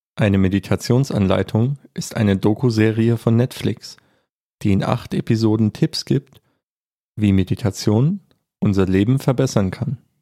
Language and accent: Chinese; Germany; 我们德国人超喜欢爬山的